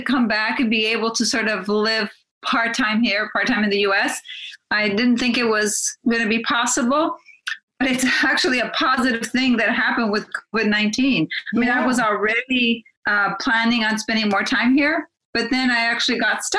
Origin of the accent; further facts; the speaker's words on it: Watsonville, California, United States; So my hometown in the U.S. is Watsonville, California, which is an agricultural town.